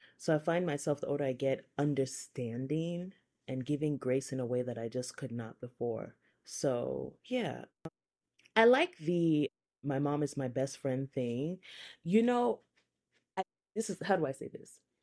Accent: Nigeria; now in United States; I'm Nigerian. I also grew up in the Methodist Church.

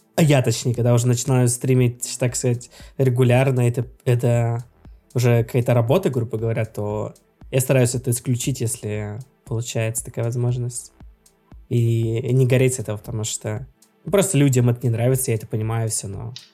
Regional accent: Russia; я из России

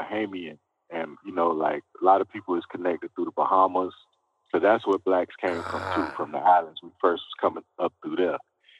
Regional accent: Miami Gardens, Florida, United States; Me, I'm from Carroll City, they call it, down in Miami. It's called Miami Gardens now, but we call it Carroll City.

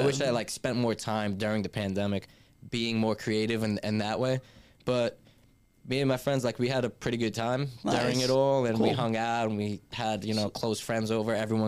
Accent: New York, United States; We never have to tell people we're from New York.

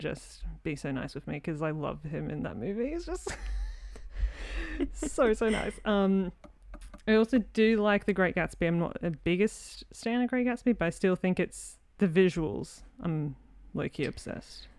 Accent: Australia; I'm an Aussie in film

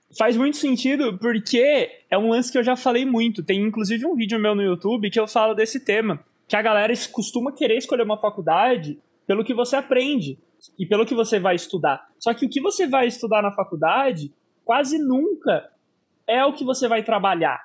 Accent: Sorocaba, São Paulo, Brazil; Sorocaba, né, por ser inclusive a minha cidade e a cidade em que eu estou gravando aqui esse episódio

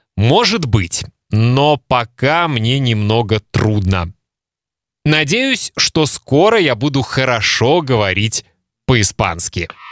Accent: Kaliningrad, Kaliningrad Oblast, Russia; first language Russian; moved away as an adult; now in Lithuania; Мои мама и папа познакомились в России, в Калининграде. Там родился я

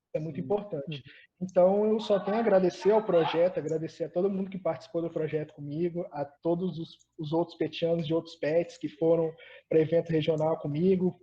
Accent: Colatina, Espírito Santo, Brazil; moved away as an adult; also born or lived in Vitória; Eu sou do interior, eu sou uma pessoa que saiu do interior, eu sou de Colatina, e aí eu fui para Vitória estudar

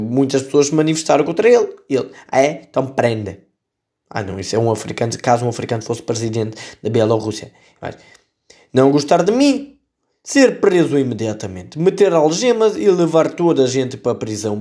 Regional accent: Setúbal, Portugal; esta notícia leva-nos à minha terra. Eu sou de Setúbal

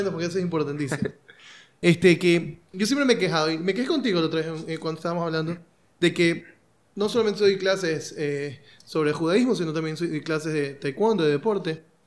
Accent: Ecuador

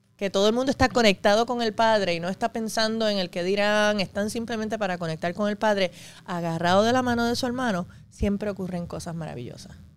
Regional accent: Puerto Rico; also born or lived in New York City, New York, United States; me crié aquí desde los siete años

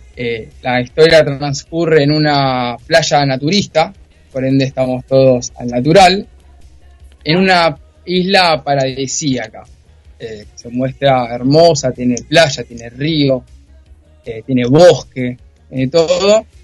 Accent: Zona Norte, Buenos Aires Province, Argentina; yo soy de zona norte, ahora estoy viviendo en Olivos

